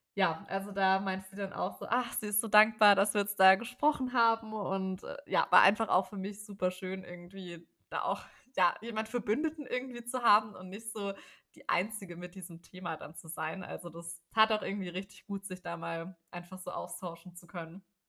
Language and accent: German; Ludwigsburg, Baden-Württemberg, Germany; moved away; ich komme eben ursprünglich aus der Ecke da von Ludwigsburg